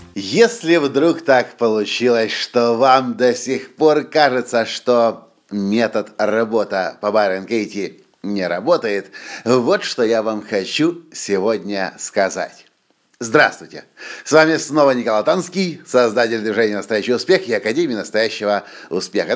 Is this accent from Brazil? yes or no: no; Ukraine; мы из Украины